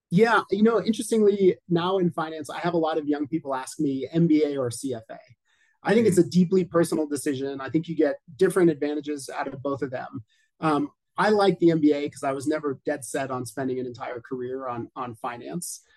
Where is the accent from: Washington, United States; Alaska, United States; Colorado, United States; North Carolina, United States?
Colorado, United States; I am in my home state of Colorado, right smack in the middle of the U.S. in Denver